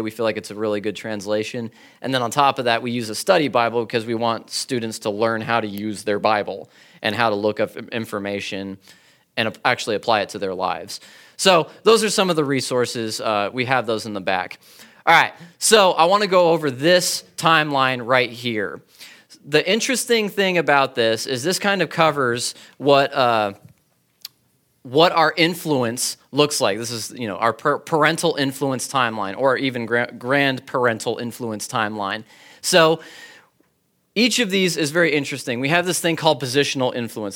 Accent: California, United States; I'm from California.

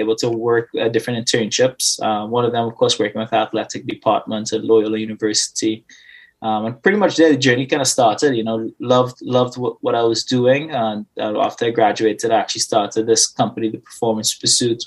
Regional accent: Trinidad & Tobago; moved away; I was born and raised Twin Islands of Trinidad and Tobago

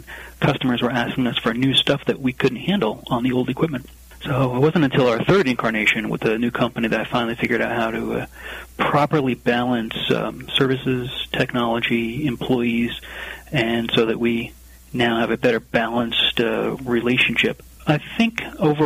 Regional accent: New Jersey, United States; also born or lived in Bordeaux, France; I was born and raised in New Jersey, and I do currently flip-flop between my apartment here in Bordeaux and my house in New Jersey

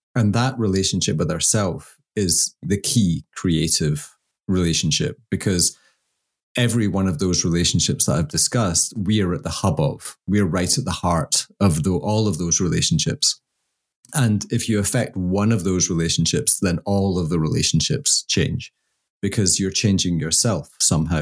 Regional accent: Scotland, United Kingdom; I'm Scottish

